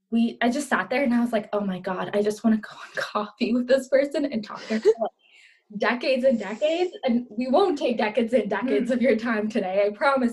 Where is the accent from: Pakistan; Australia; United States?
Pakistan; moved away; so I grew up in Pakistan. That was where I was born.